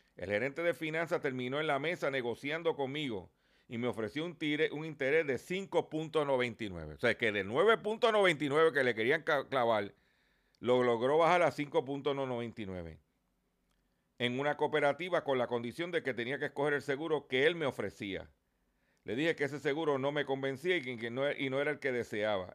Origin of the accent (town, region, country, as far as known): Puerto Rico